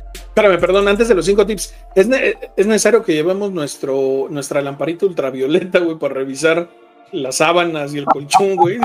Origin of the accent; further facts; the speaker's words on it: Mexico; como mexicanos dejamos todo al, último